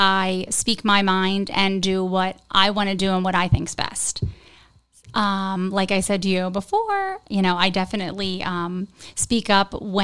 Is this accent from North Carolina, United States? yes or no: no; Port Republic, New Jersey, United States; also born or lived in Galloway; now in Hammonton, United States; I grew up in Port Republic.